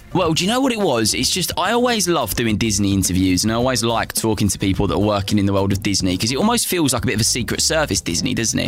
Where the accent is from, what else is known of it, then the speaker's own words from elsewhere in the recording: United Kingdom; now in London, United Kingdom; being British and living in Britain and living in London myself